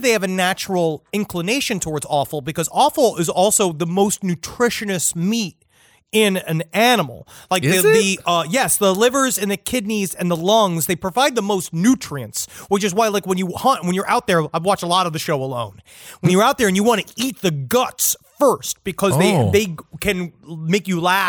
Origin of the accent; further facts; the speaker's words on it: New York, United States; I grew up in Queens, New York